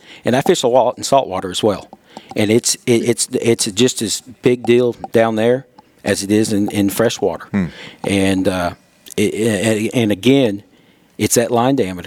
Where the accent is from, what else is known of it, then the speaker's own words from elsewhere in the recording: Johnson City, Tennessee, United States; I grew up in Johnson City. I'm a local boy.